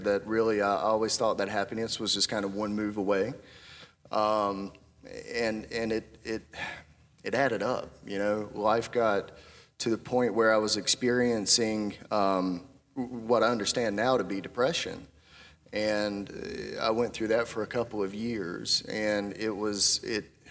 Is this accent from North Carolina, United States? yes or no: yes; Bear Creek, North Carolina, United States; I grew up in Bear Creek. Anyone know where Bear Creek's at? That's a part of Chatham County